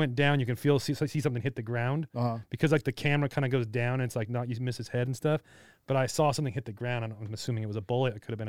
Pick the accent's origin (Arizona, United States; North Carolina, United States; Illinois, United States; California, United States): California, United States; Hesperia; When I grew up in Hesperia, we had 619 also.